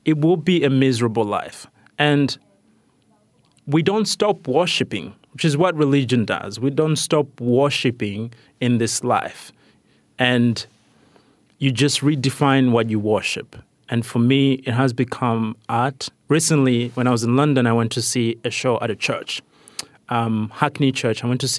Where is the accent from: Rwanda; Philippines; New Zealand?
Rwanda; also born or lived in Malawi / Tanzania; started questioning the kind of moralistic Christianity that has been imposed by colonialism where I grew up in Rwanda and Malawi and Tanzania